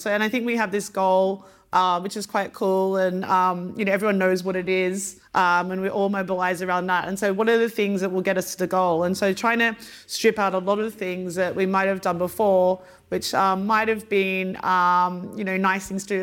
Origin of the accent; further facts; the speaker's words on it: Australia; moved away as an adult; also born or lived in Luxembourg; growing up in Australia